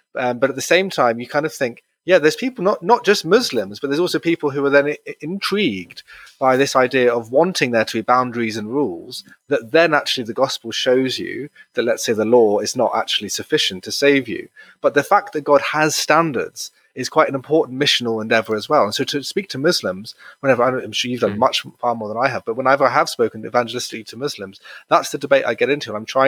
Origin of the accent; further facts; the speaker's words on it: United Kingdom; I said yes, and I wasn't just being British and agreeable